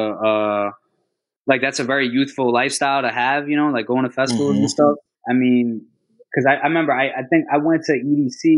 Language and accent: English; Long Island, Suffolk County, New York, United States; born or raised there; moved away as an adult; also born or lived in Puerto Rico / Manhattan, New York; now in Queens, New York, United States